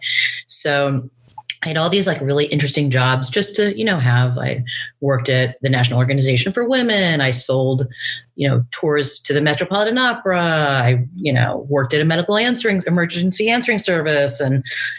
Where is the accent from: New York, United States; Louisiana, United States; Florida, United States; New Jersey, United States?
New York, United States; New York City; born or raised there